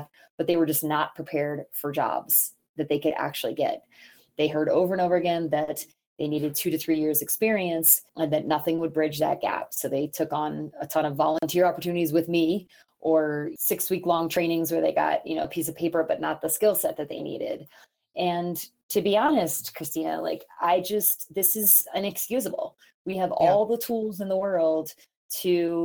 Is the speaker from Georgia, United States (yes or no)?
yes; Georgia, United States; moved away; I grew up in Georgia in the Southeast. Still miss it. Really a Southern girl at heart